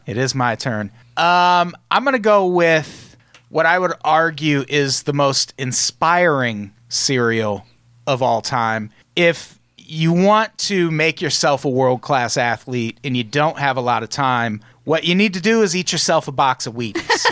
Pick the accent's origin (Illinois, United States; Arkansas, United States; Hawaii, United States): Illinois, United States; Peoria; I grew up in Peoria